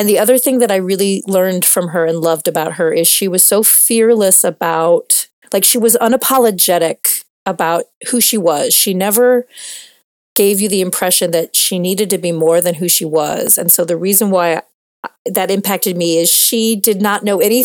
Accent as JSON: {"language": "English", "region": "Midwest", "country": "United States", "said": "I'm from the Midwest of America"}